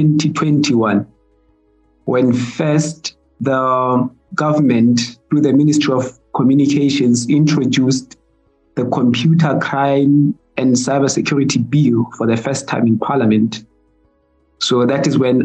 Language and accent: English; Lesotho; from the Mountain Kingdom of Lesotho.